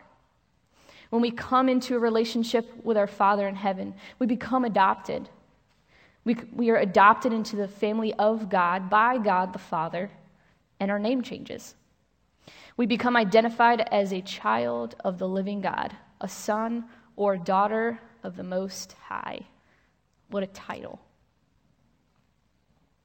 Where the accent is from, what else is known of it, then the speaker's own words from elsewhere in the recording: New York, United States; I grew up in New York with a brother who was also adopted.